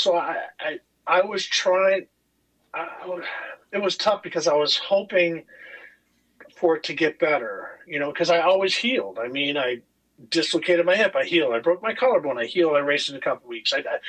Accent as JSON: {"language": "English", "region": "California", "country": "United States", "said": "And so I came from California, hard berm style"}